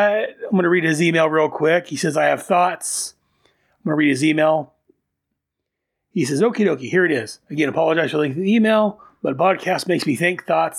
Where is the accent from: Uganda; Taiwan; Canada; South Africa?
Canada; Lower Sackville, Nova Scotia; Oh, and I grew up in Lower Saxville, Nova Scotia, Canada, near Halifax.